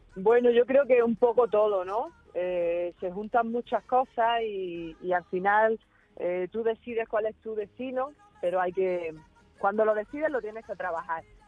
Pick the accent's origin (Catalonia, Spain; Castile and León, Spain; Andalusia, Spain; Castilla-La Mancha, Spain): Andalusia, Spain; Granada; en mi tierra